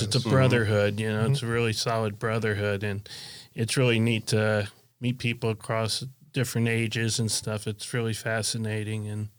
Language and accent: English; Miami, Florida, United States; I grew up in Miami.